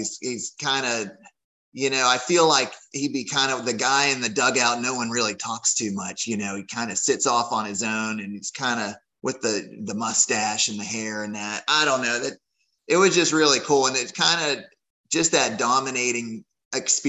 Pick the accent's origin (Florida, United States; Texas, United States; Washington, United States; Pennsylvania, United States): Pennsylvania, United States; Pittsburgh; I'm from Pittsburgh